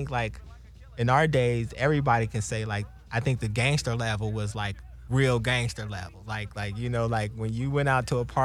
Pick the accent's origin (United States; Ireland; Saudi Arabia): United States; Pasadena, California; I'm from Pasadena